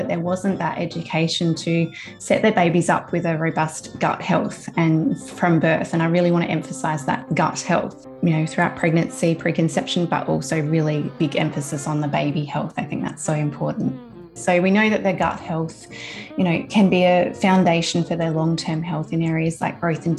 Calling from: South Australia, Australia; I'm coming from South Australia, from my office with my two girls and with my mum.

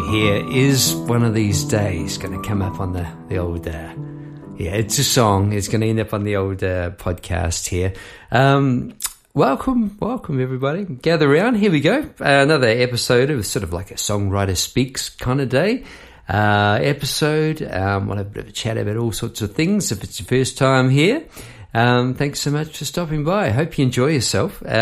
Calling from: Melbourne, Victoria, Australia; I am having a go online I'm my microphone from Melbourne, Australia, um, down the Mornington Peninsula, which is a great part of the world.

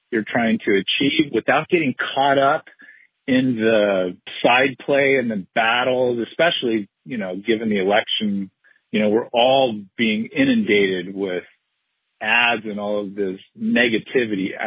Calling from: Southern California, United States; I'm calling from Southern California.

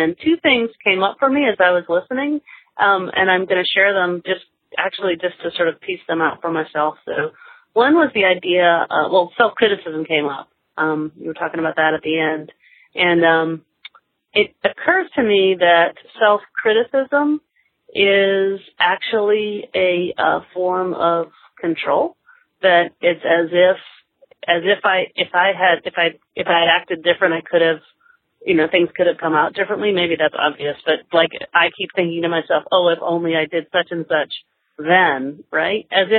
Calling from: Georgia, United States; Hi, Spencer. I'm calling you from Georgia.

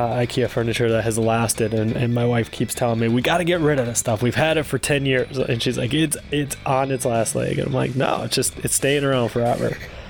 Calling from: Dallas, Texas, United States; calling from Dallas, Texas.

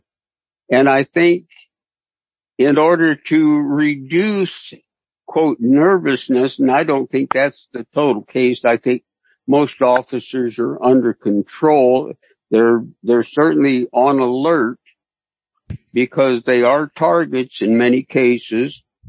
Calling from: Concord, California, United States; I'm in Concord, California.

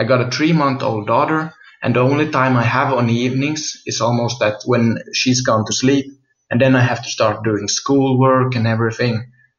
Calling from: Finland; I'm recording this from Finland.

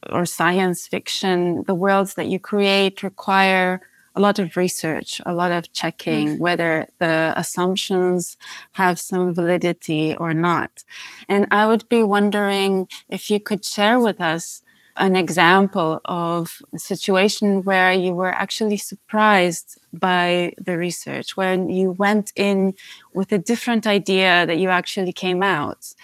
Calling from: Amsterdam, North Holland, Netherlands; Hi, yes, I'm phoning in from Amsterdam.

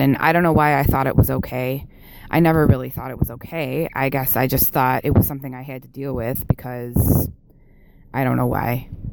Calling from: Buffalo, New York, United States; calling from Buffalo, New York

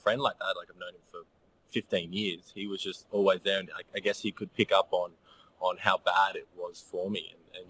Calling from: Noosa, Queensland, Australia; I'm calling from Noosa. So it's in the Sunshine Coast here in Queensland, Australia.

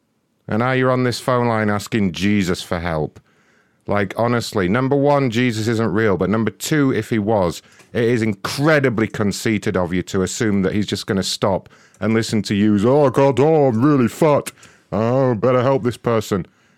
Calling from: Wisconsin, United States

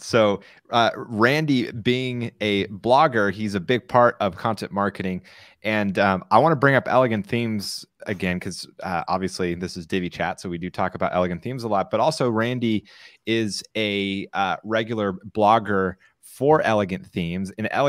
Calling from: San Clemente, California, United States; I'm broadcasting from San Clemente, California.

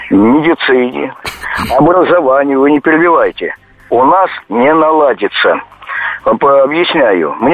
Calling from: Lipetsk, Lipetsk Oblast, Russia; Звоню я из Липецка.

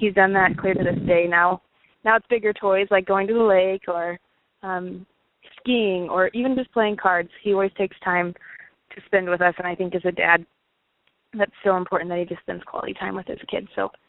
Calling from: Overland Park, Kansas, United States; I'm calling from Overland Park, Kansas

